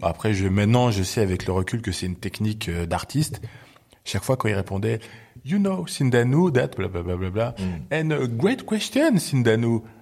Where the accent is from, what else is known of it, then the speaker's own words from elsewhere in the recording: Belgium; moved away as an adult; now in Paris, France; Moi, je suis né en Belgique et j'ai euh, grandi en Belgique